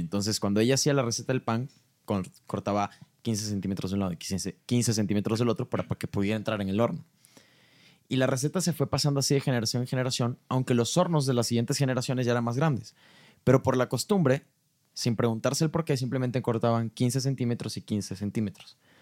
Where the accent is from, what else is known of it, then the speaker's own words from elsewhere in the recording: Mexico; yo, soy muy mexicano.